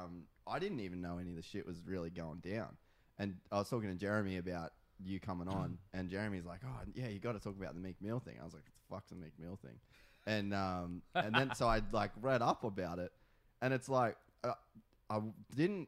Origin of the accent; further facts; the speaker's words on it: Australia; now in California, United States; I'm Australian. I'm not American.